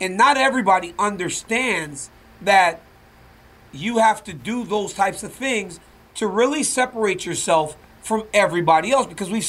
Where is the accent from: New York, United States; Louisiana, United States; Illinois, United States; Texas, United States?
Louisiana, United States; Because, boy, do you remember the Von Erichs? That's growing up in Louisiana.